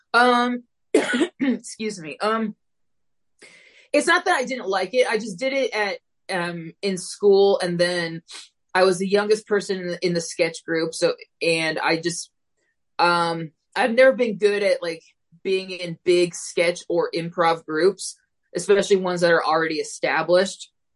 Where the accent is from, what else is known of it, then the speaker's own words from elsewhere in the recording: Phoenix, Arizona, United States; Born, raised, will probably be here for as long as my uh, my mental health and fears keep me confined to the state of Arizona